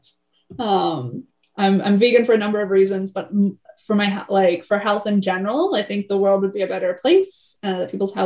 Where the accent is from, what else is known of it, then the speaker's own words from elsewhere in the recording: Canada; I'm Canadian.